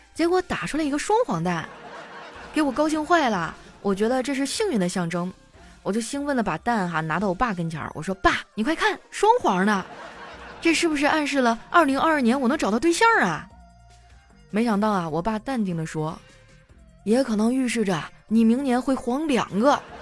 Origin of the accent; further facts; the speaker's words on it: Harbin, Heilongjiang, China; 作为哈尔滨人民啊